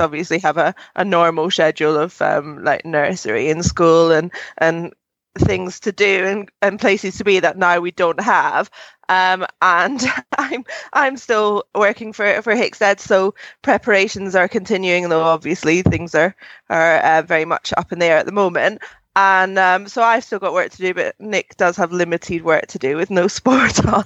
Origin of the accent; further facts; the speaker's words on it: Scotland, United Kingdom; my home country